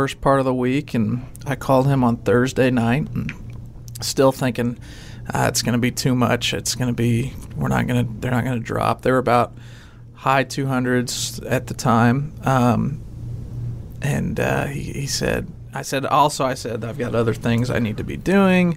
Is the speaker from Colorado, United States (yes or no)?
yes; Colorado, United States; moved away; also born or lived in Missouri; a lot of time growing up in Colorado